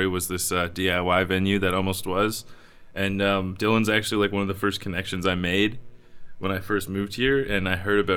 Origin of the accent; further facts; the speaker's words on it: Drumbo, Ontario, Canada; also born or lived in Brantford, Ontario; now in Kitchener-Waterloo, Canada; growing up in Drumbo, it's like a really small town, and then Brantford didn't really have too much of a music scene to dive into.